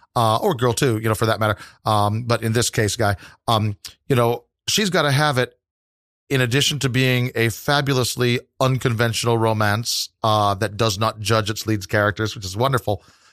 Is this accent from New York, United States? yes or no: yes; New York, United States; I'm the same way. Yeah. Yes, I always say New York.